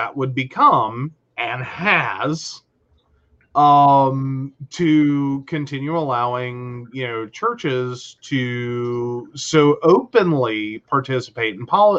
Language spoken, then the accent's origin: English; Mercer County, West Virginia, United States; born or raised there